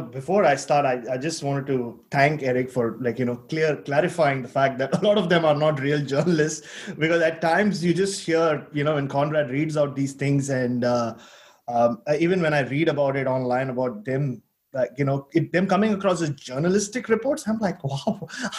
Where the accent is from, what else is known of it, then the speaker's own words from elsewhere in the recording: Australia; And one day I said that I was there as an Australian journalist.